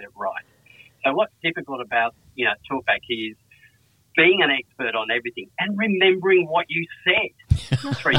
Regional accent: Perth, Western Australia, Australia; moved away as an adult; now in Sydney, Australia; I've been in Sydney 26 years now, but I grew up in Perth.

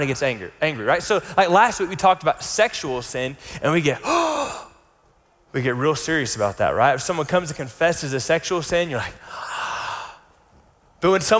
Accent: United States; where we grew up in the States

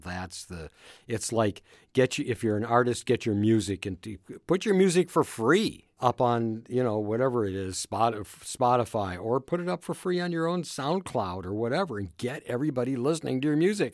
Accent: Minneapolis, Minnesota, United States; I was from Minneapolis

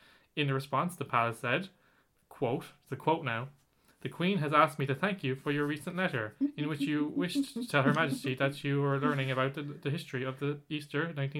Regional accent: Ireland; Yeah, we're Irish after all. We have that Catholic guilt.

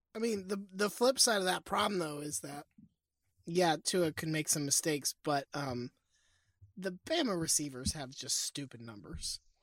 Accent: Mobile, Alabama, United States; I am from Mobile

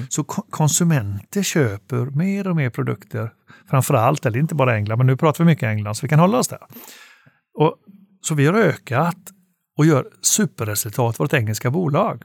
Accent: Gothenburg, Västra Götaland, Sweden; Jag är själv från Göteborg som kanske hörs och eh, bor fortfarande där

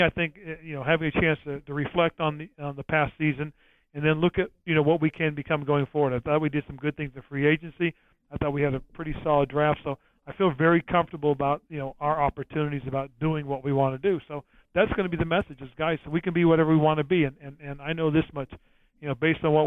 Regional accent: San Francisco Bay Area, California, United States; it was in my hometown area

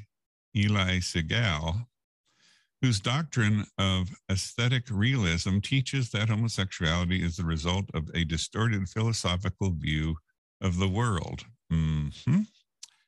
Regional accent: New Jersey, United States; accent: Jersey; That was my Jersey accent coming through.

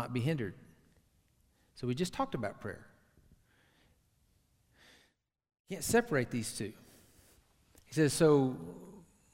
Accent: Tyler, Texas, United States; Tyler, my hometown, rose capital of the entire universe

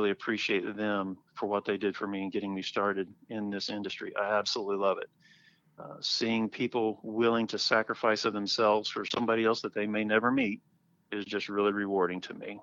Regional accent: Oklahoma City, Oklahoma, United States; moved away as an adult; also born or lived in Los Angeles; now in Northwest Arkansas, United States; Growing up in Oklahoma City

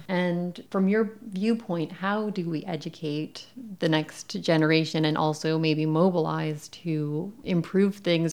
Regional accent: Canada; growing up in Canada

